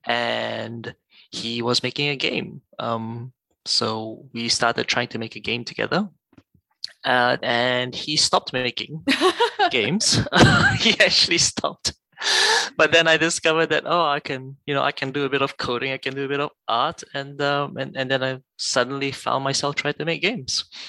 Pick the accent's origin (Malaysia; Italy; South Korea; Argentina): Malaysia; moved away as an adult; also born or lived in United Kingdom / Singapore; now in Australia; I grew up in Malaysia. Um, I was born there